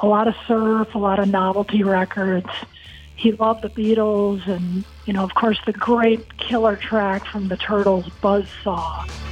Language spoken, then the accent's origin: English; Akron, Ohio, United States; moved away; It was in Akron, Ohio. I grew up on Summit Lake